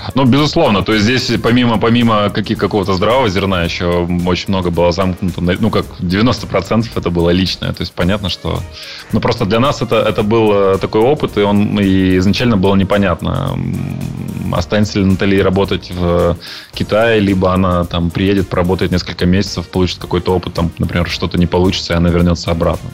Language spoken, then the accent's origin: Russian; Yekaterinburg, Sverdlovsk Oblast, Russia; moved away as an adult; now in China; я родился и вырос в Екатеринбурге